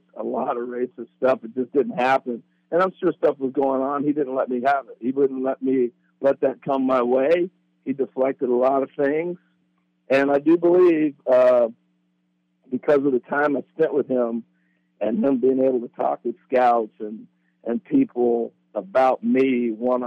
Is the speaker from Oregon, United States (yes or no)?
yes; Corvallis, Oregon, United States; growing up in Corvallis